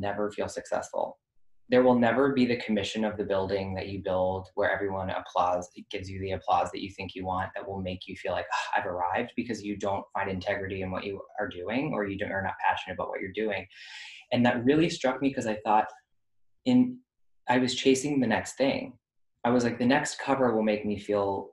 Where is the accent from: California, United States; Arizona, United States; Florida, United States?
Florida, United States; moved away; I grew up in Florida